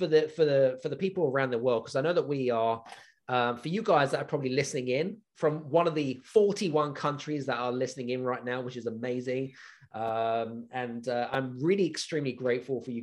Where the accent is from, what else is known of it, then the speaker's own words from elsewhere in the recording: United Kingdom; I'm British